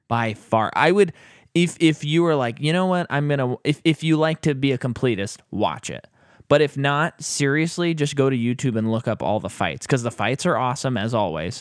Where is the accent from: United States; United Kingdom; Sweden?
United States; as an American